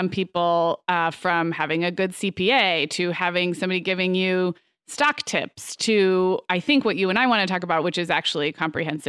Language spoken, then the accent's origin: English; Santa Barbara, California, United States; also born or lived in Arizona; now in Orange County, United States; my hometown of Santa Barbara